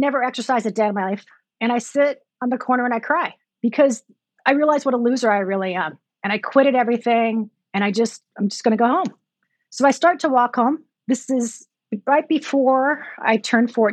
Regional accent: Santa Maria, California, United States; I grew up in Santa Maria, small town.

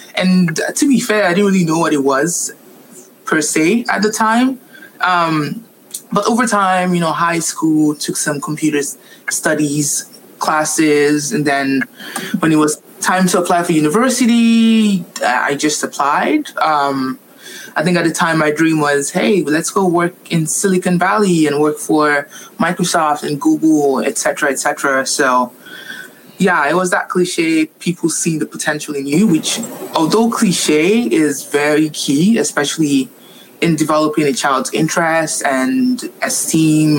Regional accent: Nigeria; also born or lived in Montreal, Canada; now in Vancouver, Canada; I am Nigerian, born and raised

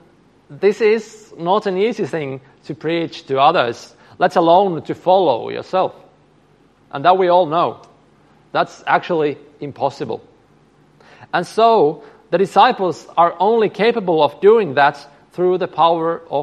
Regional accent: Finland; I come from Finland

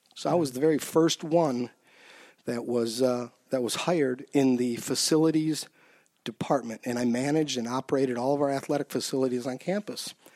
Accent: Saint Paul, Minnesota, United States; also born or lived in Mankato; I grew up over on the east side of Saint Paul.

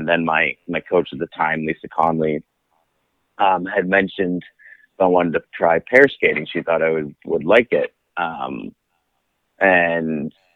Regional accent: Trenton, Ontario, Canada; also born or lived in Belleville, Ontario; I grew up in the Trenton-Belleville area.

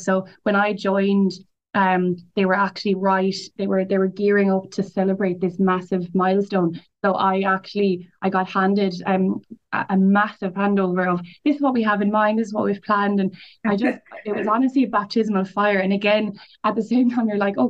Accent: Limerick, Munster, Ireland; also born or lived in Nenagh; I'm from Nina, but I went to college, I grew up in Limerick City

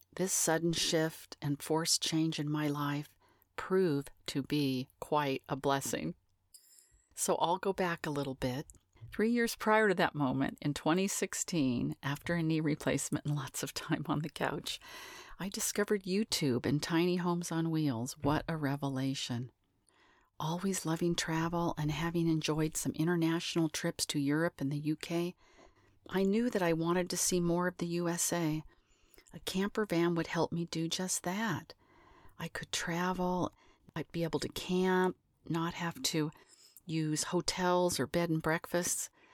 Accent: Northern California, United States; also born or lived in Los Angeles; I was born in Los Angeles, moved to Northern California at the tender age of eight years old, became a farm kid in a large family

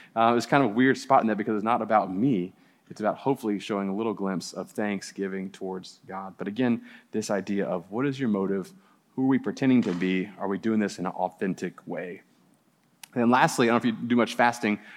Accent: New Orleans, Louisiana, United States; moved away; I grew up in New Orleans and we had spook houses

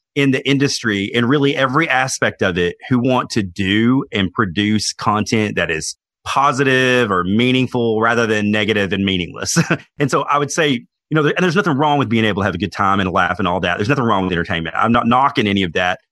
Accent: Knoxville, Tennessee, United States; I was born in Knoxville, Tennessee

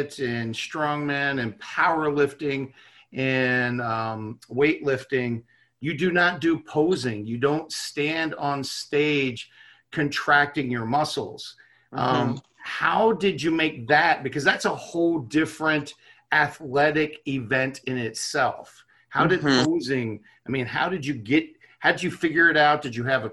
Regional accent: Baltimore, Maryland, United States; moved away; I'm from Baltimore originally.

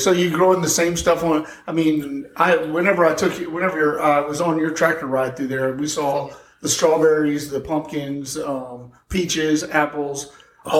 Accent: Texas, United States; moved away; I grew up in Texas on a, I guess, a cattle ranch.

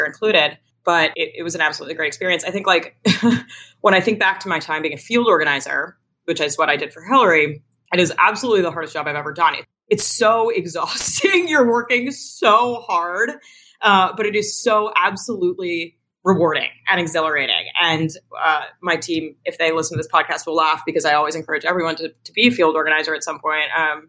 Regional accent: Washington, District of Columbia, United States; I grew up in Washington, D.C., in the city itself

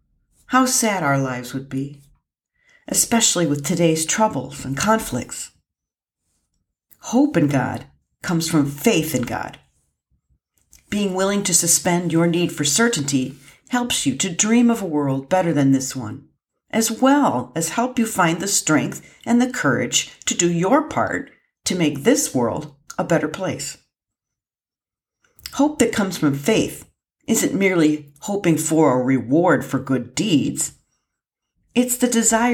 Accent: Lake Erie in northern Ohio, United States; moved away; I had the good fortune of growing up on Lake Erie in northern Ohio

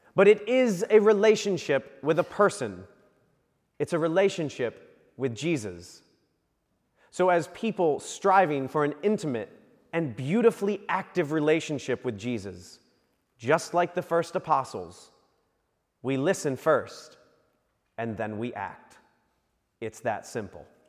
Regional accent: Virginia Beach, Virginia, United States; growing up in Virginia Beach

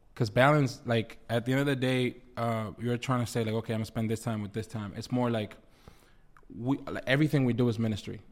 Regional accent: United States; first language Spanish; English is a second language; I grew up in the U S, so, like, even though Spanish is my first language

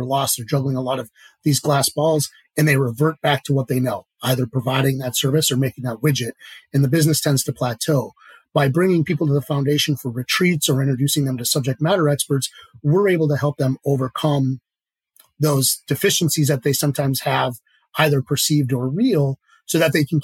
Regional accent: Marquette, Michigan, United States; I grew up in Marquette

